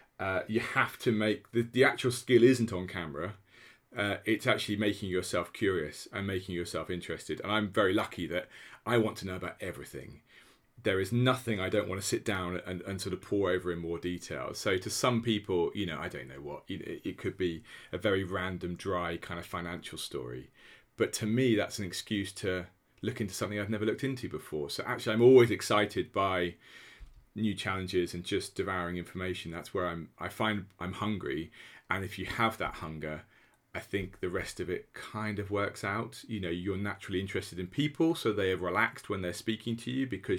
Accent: Norwich, East of England, United Kingdom; You know, I am the son of two secondary school teachers. I grew up in Norwich.

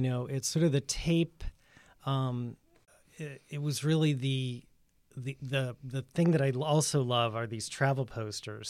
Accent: Worcester, Massachusetts, United States; moved away as an adult; also born or lived in New York; now in Provincetown, United States; I grew up in Worcester, Mass, and I went to the art museum school there

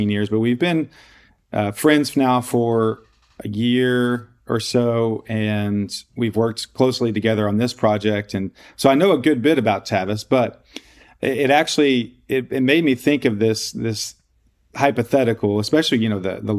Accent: Austin, Texas, United States; also born or lived in Denver / Los Angeles / Louisiana; now in Dallas, United States; I grew up in Austin

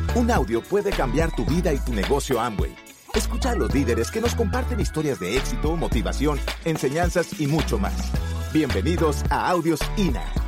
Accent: Monterrey, Nuevo León, Mexico; yo soy de Monterrey

